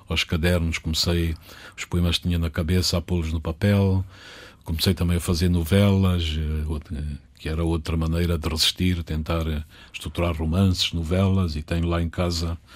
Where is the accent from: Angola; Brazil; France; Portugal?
Angola; Catabola, Bié; born there; Na terra onde nasci, em Catabola.